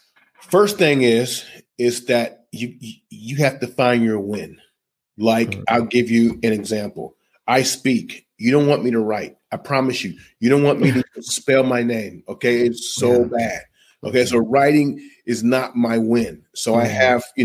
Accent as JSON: {"language": "English", "country": "United States", "said": "I'm an American"}